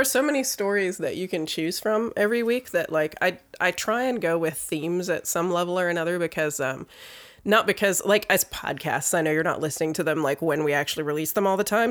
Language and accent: English; Virginia, United States; I grew up in Virginia